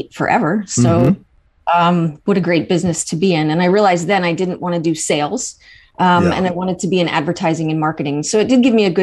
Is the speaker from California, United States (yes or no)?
no; Baltimore, Maryland, United States; moved away as an adult; now in Maine, United States; I live in Maine. Yes, I'm actually from Baltimore